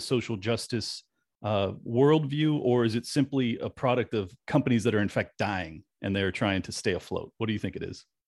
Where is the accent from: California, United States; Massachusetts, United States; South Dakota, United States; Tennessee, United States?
California, United States; now in Florida, United States; i have to defend my my home state often because you know when I told people I was moving from California to Florida